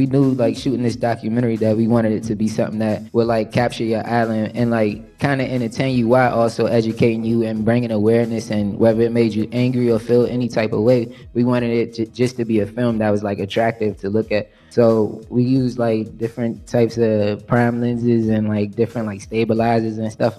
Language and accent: English; Washington, District of Columbia, United States; I'm from Washington, D.C. I grew up in Northeast.